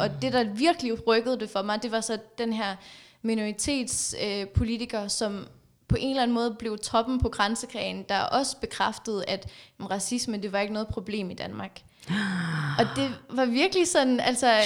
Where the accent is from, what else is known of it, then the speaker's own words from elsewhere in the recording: Afghanistan; now in Denmark; jeg kommer fra Afghanistan.